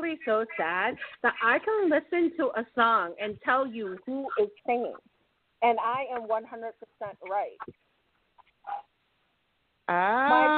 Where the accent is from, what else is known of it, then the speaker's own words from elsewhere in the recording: United States; I was born in the States